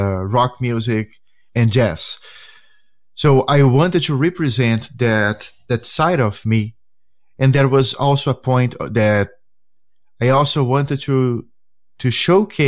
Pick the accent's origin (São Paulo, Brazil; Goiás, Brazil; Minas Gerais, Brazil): São Paulo, Brazil; Santos; English is a second language; moved away; Ponta da Praia is the neighborhood where I grown up as a kid.